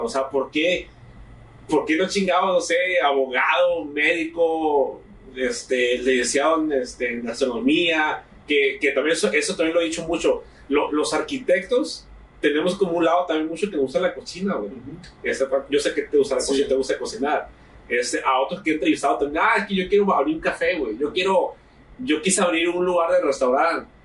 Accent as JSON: {"language": "Spanish", "town": "Santa Rosalía", "region": "Baja California Sur", "country": "Mexico", "tie": "born or raised there", "said": "mi rancho, de mi pueblo, de Santa Rosalía, Baja"}